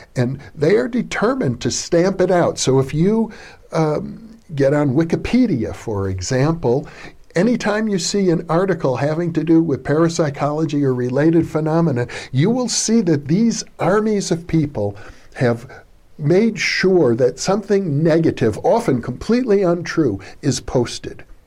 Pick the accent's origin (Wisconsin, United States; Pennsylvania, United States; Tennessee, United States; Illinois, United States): Wisconsin, United States; I grew up in Wisconsin in a small